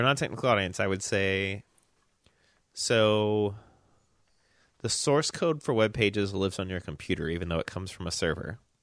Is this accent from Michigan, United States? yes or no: no; Memphis, Tennessee, United States; moved away; I grew up in Memphis